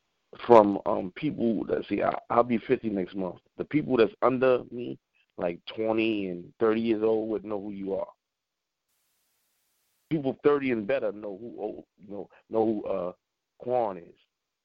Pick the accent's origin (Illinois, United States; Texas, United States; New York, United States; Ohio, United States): New York, United States; New York City; being that we're from Brooklyn